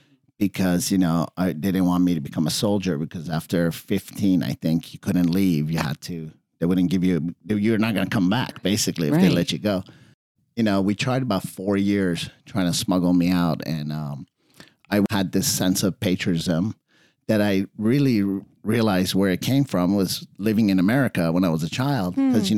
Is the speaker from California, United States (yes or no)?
yes; Redondo Beach, California, United States; also born or lived in Iran; I was born in Iran. We came here in 76 before the revolution. Mm-hmm. And my dad had a car wash on the beach. Mm-hmm. I was a surfer, boogie boarder kid at Redondo.